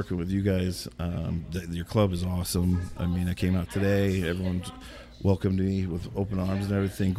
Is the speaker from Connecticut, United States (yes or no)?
yes; southwestern Connecticut, United States; I work in New York City. I grew up in southwestern Connecticut.